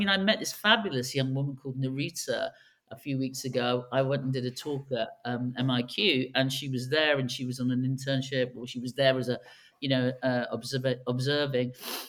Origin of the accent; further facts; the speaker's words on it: London, United Kingdom; also born or lived in China / United States; I'm from an Irish background, but London has always been my home of homes, although I've lived in China and I've also lived in the States a lot.